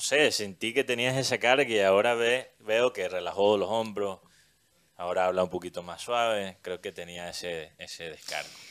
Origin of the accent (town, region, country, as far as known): Colombia